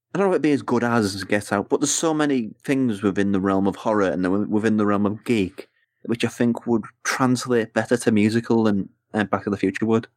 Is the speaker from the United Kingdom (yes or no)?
yes; England, United Kingdom; as an English person.